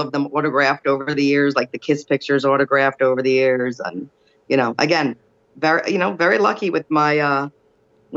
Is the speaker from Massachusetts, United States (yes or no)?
no; New Jersey, United States; I'm from Jersey.